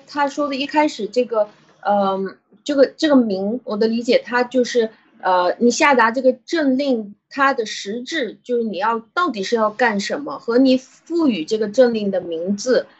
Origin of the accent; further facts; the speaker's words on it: China; 我们中国人